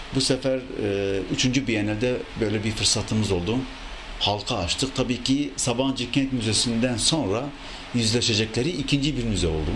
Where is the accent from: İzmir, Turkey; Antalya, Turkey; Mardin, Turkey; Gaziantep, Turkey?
Mardin, Turkey; Mardin doğumluyum. Ee, Süryani bir ailenin çocuğuyum